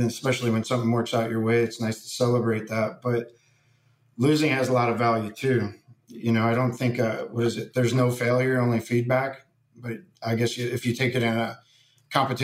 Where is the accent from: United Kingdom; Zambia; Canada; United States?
United States; Fremont, Ohio; I grew up in Fremont, Ohio, which is basically just a small town.